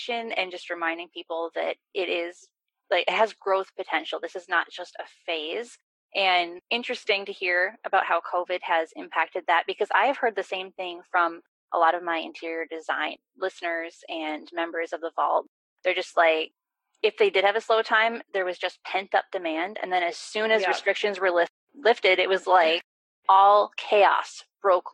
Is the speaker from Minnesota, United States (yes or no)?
no; Wisconsin, United States; I'm from Wisconsin